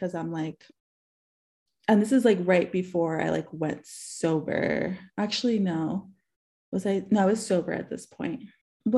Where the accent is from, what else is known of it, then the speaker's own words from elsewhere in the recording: New York City, New York, United States; moved away; I'm originally from New York City. And so I had gone back to New York to visit my parents.